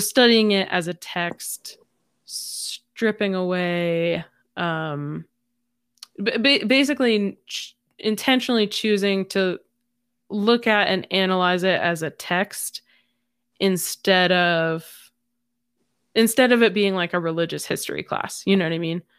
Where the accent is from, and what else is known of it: United States